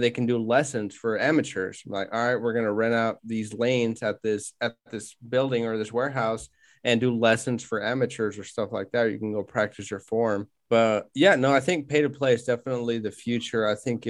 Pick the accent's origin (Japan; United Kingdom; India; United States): United States; Wichita, Kansas; we're from Wichita, Kansas